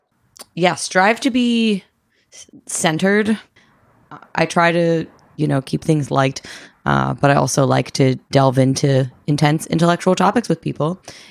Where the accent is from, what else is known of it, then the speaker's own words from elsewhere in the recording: East Coast, United States; I'm from the East Coast.